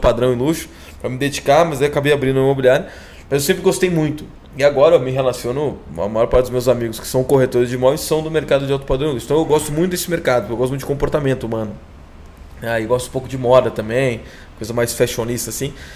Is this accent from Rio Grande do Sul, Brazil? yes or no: yes; Guaíba, Rio Grande do Sul, Brazil; ali do lado de Porto Alegre, Guaíba, do outro lado do Rio, onde eu cresci lá, minha família ainda mora lá